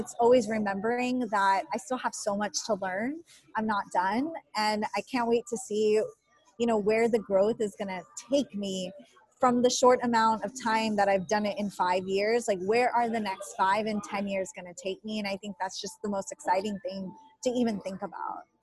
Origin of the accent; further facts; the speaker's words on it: Rio Grande Valley, Texas, United States; now in San Antonio, United States; I was born and raised in the Rio Grande Valley, so I lived on the border and coming to San Antonio, that's like a big city